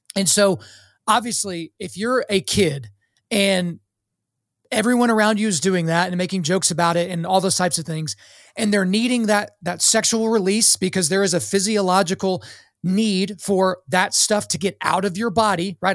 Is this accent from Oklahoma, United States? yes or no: yes; Oklahoma, United States; I was born in Oklahoma